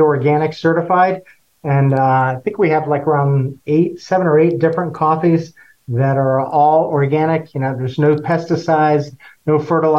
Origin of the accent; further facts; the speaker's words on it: Florida, United States; also born or lived in Costa Rica; now in Suwanee, United States; I grew up in Florida